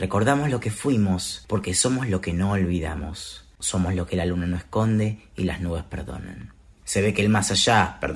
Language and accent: Spanish; Buenos Aires, Argentina; soy del barrio de Palermo.